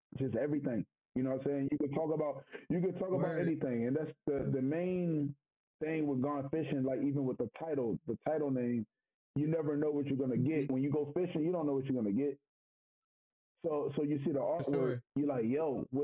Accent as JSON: {"language": "English", "town": "Norfolk", "region": "Virginia", "country": "United States", "tie": "born or raised there", "said": "I'm from Norfolk"}